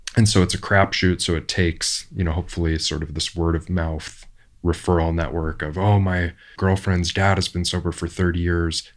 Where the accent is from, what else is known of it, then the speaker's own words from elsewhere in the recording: Orange County, California, United States; I grew up in Orange County